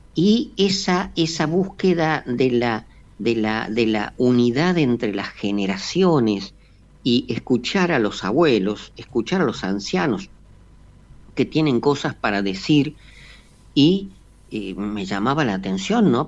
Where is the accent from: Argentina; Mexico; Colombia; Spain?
Argentina; acá en Argentina le hemos perdido todo el respeto